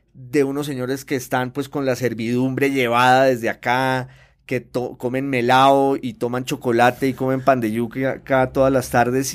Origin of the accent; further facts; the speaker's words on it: Popayán, Cauca, Colombia; yo soy de Popayán, que es una ciudad colombiana clásica por excelencia